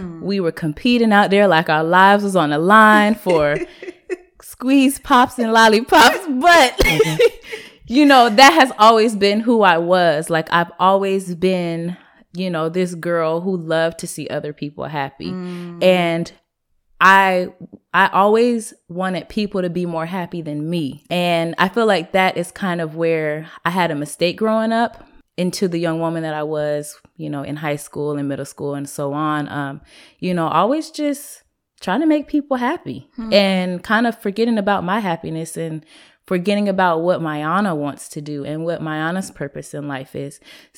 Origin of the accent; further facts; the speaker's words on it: Seattle, Washington, United States; growing up in Seattle, in the city of Seattle